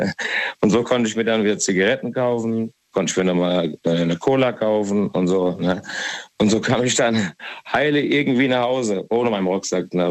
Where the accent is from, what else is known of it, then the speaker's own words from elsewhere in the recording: Hesse, Germany; ich bin ja aus Hessen